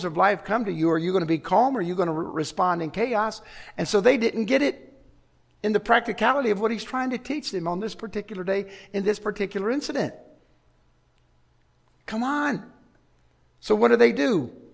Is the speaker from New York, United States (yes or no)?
no; Chicago, Illinois, United States; I grew up in Chicago on Lake Michigan